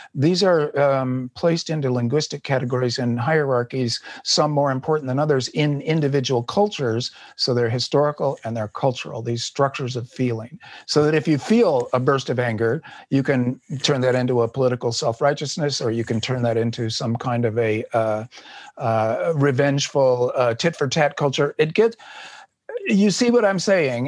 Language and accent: English; United States; as an American